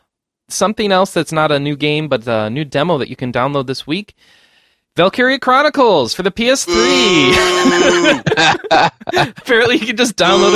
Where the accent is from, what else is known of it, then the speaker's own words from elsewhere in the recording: Rochester, New York, United States; I was born in Rochester, New York.